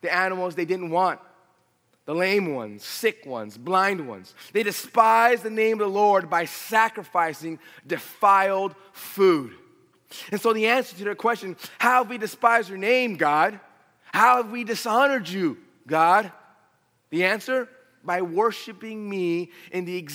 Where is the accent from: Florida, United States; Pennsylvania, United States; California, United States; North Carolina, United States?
California, United States; Los Angeles; also born or lived in Riverside, California; I was born and raised in San Fernando Valley